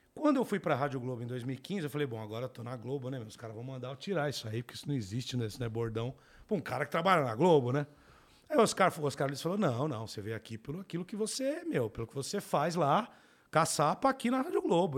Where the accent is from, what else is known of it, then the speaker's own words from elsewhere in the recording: São Paulo, Brazil; Eu sou do Capão Redondo, né? Cresci lá.